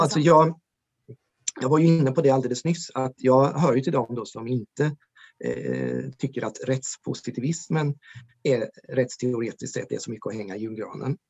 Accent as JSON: {"language": "Swedish", "town": "Ödeshög", "region": "Östergötland", "country": "Sweden", "tie": "born or raised there", "moved": "yes", "lives_now": "Norrköping, Sweden", "said": "Ödeshög i sydvästra Östergötland där jag växte upp"}